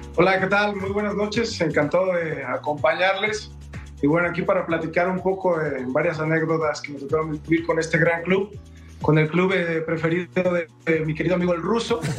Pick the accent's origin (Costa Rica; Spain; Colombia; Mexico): Mexico; jugador mexicano o como exjugador mexicano